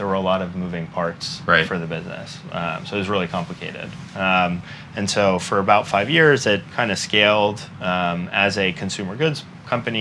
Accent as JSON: {"language": "English", "region": "Northeast", "country": "United States", "tie": "born or raised there", "also_born_or_lived": "Memphis, Tennessee", "lives_now": "New York, United States", "said": "I grew up in the Northeast"}